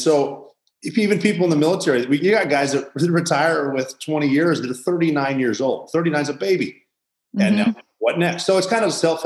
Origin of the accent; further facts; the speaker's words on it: Butte, Montana, United States; I'm from Butte, Montana